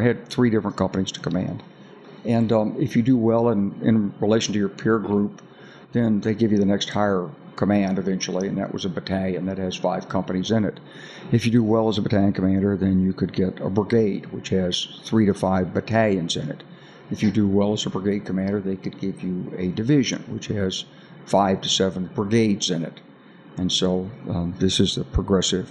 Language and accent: English; Arkansas, United States; I'm from Arkansas. You know, I grew up with guns